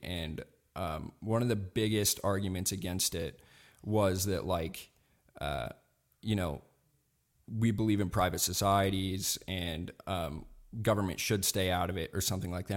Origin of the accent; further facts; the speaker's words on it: Montana, United States; I grew up here in Montana